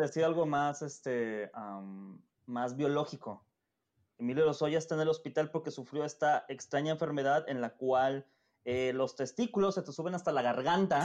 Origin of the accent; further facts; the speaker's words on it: Mexico; nuestro querido México